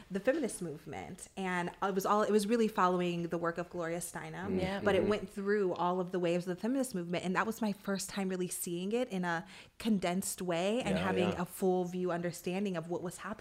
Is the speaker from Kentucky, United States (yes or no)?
no; Ohio, United States; moved away as an adult; also born or lived in New York City / Washington, D.C.; growing up in Midwest Ohio